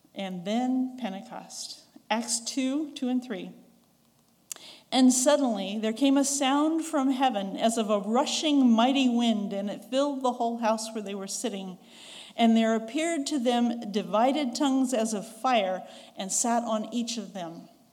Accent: the West, United States; accent: Western; now in Ringgold, Georgia, United States; I'm a Westerner, so my accent is very much from the West.

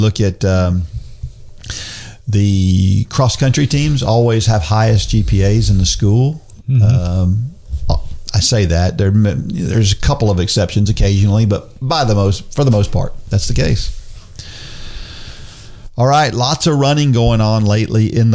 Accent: New Jersey, United States; I'm from New Jersey

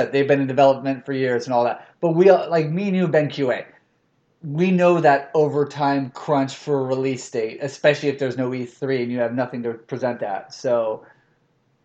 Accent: the South, United States; I'm from the South

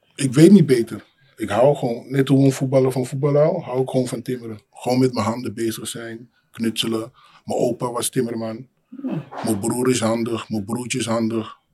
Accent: Amsterdam, North Holland, Netherlands; also born or lived in Suriname; geboren in Suriname, opgegroeid in Amsterdam Centrum.

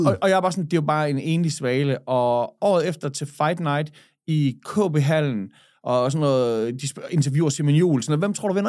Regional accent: Skanderborg, Central Denmark Region, Denmark; moved away as an adult; also born or lived in Switzerland; now in Aarhus, Denmark; da jeg flyttede fra Skanderborg, jeg, dengang jeg blev student, så flyttede jeg til Schweiz

